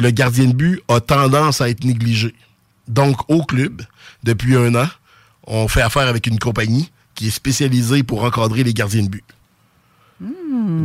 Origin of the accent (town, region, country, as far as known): Quebec City, Quebec, Canada; born or raised there; accent: Sainte-Foy